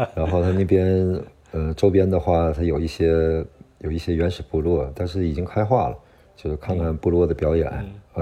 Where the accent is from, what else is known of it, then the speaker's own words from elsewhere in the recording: China; moved away as an adult; now in Brazil; 我们中国人